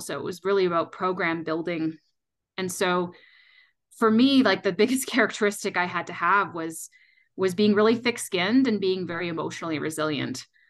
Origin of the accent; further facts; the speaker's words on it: Canada; moved away as an adult; now in Colorado, United States; I'm actually originally from Canada